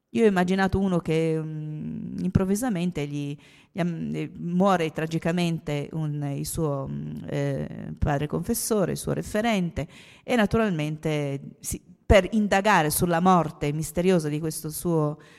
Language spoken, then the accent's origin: Italian; Trieste, Friuli-Venezia Giulia, Italy; Io sono triestina